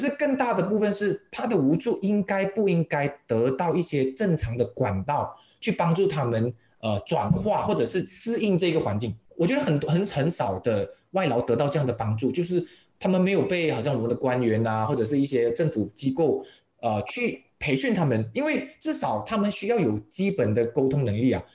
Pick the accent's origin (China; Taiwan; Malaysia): Malaysia; 我们的马来西亚的华人哦，我们已经嗯。扎根了三四代了